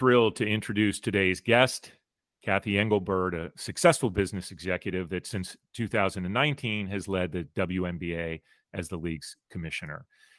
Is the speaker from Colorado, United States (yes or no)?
no; Chicago, Illinois, United States; Chicago, one of a three or four towns I call my hometown, which I get a lot of grief for, and rightfully so.